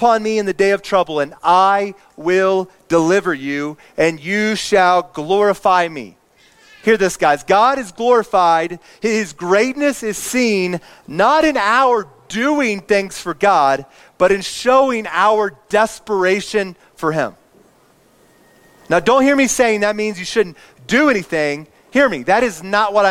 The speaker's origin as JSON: {"language": "English", "region": "Indiana", "country": "United States", "tie": "born or raised there", "said": "I grew up in Indiana"}